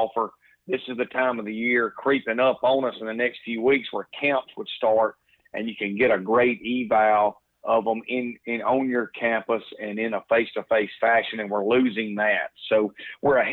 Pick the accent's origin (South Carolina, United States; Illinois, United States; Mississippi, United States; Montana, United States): Mississippi, United States; moved away as an adult; now in New Orleans, United States; I grew up in Mississippi, the son of a coach